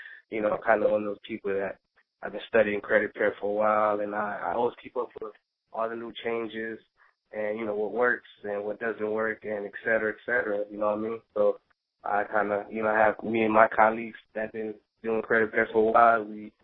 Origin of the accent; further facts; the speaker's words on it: South Florida, United States; I'm from South Florida. I live in the Fort Lauderdale area